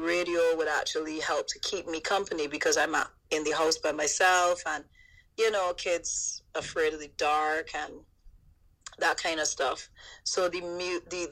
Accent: London, United Kingdom; Being born in East London and growing up there

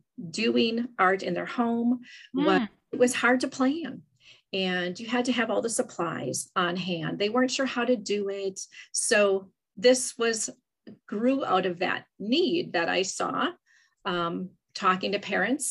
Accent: Wisconsin, United States; I'm from Wisconsin

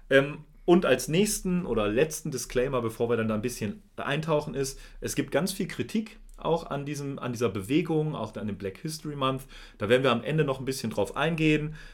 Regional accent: Germany; wir sind weiß. Und wir sind aus Deutschland, also aus Europa.

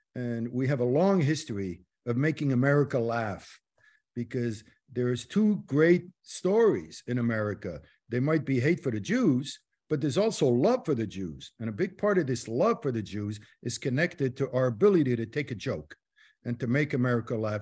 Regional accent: Morocco; moved away; I was born in Morocco

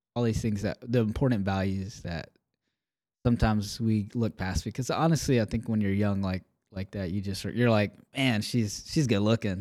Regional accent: Alabama, United States; moved away; I grew up in Alabama

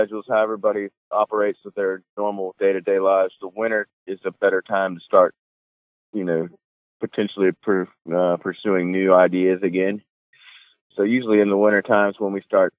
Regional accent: Wilmington, North Carolina, United States; we're from Wilmington, North Carolina

